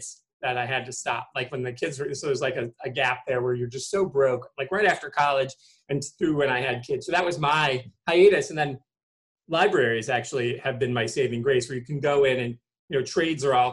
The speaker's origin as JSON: {"language": "English", "region": "Michigan", "country": "United States", "said": "I'm from Michigan"}